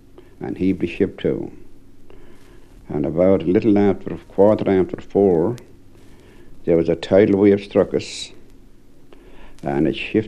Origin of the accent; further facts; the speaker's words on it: Cobh, Munster, Ireland; also born or lived in Australia; I come home, bound to Queenstown by the run, come to Queenstown. Queenstown, them days, you know.